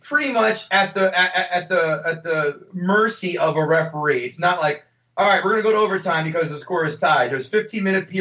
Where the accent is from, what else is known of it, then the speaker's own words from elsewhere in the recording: United States; We're Americans